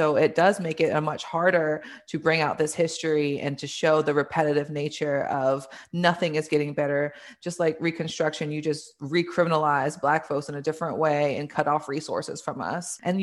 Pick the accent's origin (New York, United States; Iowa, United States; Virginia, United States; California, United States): Virginia, United States; Richmond; I grew up in Richmond. Richmond is my home